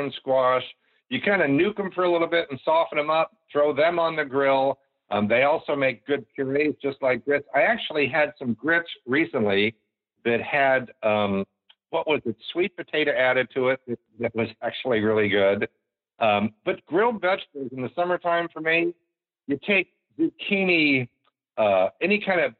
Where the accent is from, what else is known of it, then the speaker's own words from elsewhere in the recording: the South, United States; I grew up in the South